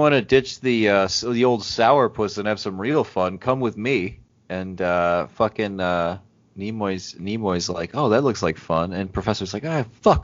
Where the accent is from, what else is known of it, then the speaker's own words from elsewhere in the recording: Midwest, United States; I'm from the Midwest